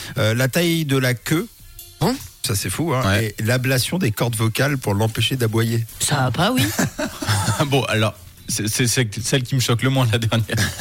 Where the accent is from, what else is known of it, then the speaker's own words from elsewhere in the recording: Switzerland; chez nous en Suisse